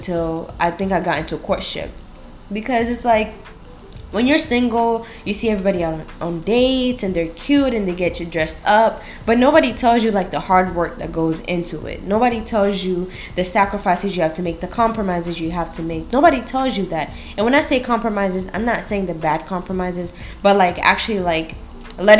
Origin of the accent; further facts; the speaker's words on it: Kenya; I'm Kenyan, African, and my husband is American.